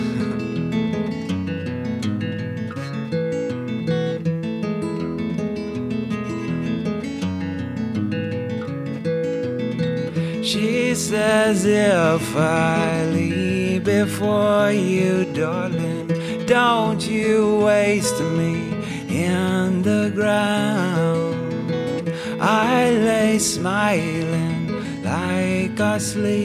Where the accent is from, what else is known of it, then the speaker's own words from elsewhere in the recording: South Carolina, United States; I grew up in South Carolina